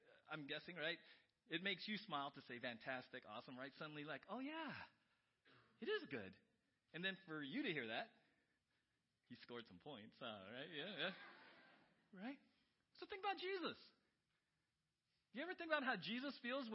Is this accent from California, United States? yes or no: yes; San Diego, California, United States; moved away; I grew up in San Diego